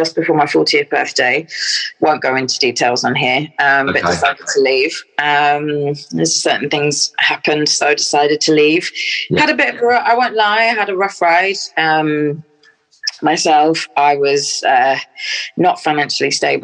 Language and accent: English; Stirling, Scotland, United Kingdom; also born or lived in London; So I was brought up in Stirling in Scotland. So I was born in London, and then my mum and dad moved up to Scotland